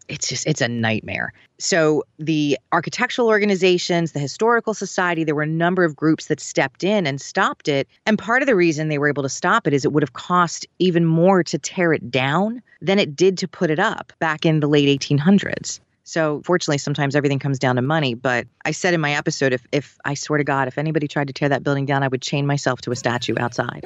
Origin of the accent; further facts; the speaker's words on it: Philadelphia, Pennsylvania, United States; also born or lived in Valley Forge area, Pennsylvania; growing up in Philadelphia